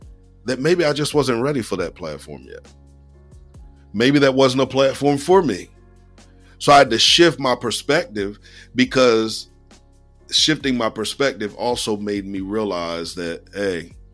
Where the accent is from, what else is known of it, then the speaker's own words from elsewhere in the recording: Lower Slower Delaware, United States; I'm from Lower Slower Delaware